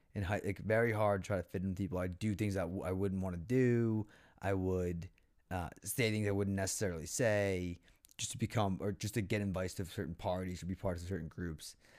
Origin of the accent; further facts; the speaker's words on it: Foxborough, Massachusetts, United States; growing up in Foxborough